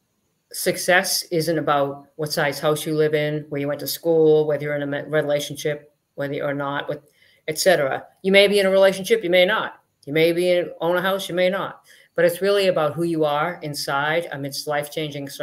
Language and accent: English; Boston, Massachusetts, United States; I was born in Boston, just outside Boston, Massachusetts.